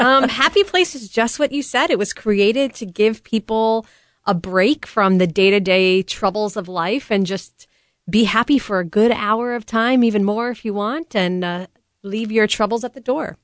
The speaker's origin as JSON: {"language": "English", "region": "New York", "country": "United States", "said": "I'm originally from New York"}